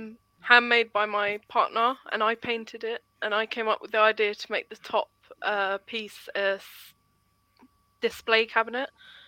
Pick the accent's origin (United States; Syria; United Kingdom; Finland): United Kingdom; Ascot, South East England; I'm from Ascot. So I live in Ascot.